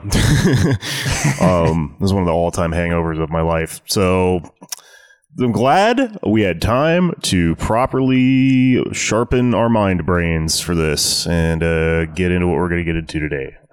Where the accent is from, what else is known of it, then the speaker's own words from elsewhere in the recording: Houston, Texas, United States; also born or lived in Austin, Texas; I grew up in Southwest Houston, Texas